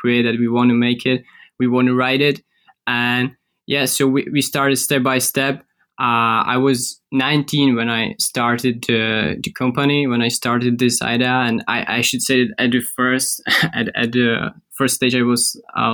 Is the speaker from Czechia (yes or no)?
yes; Czechia; we are from Central Europe, we can say Czech Republic